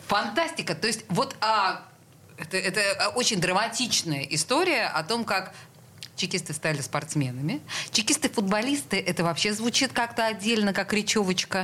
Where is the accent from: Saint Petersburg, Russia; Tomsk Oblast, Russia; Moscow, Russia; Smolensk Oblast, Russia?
Saint Petersburg, Russia; мы петербуржцы коренные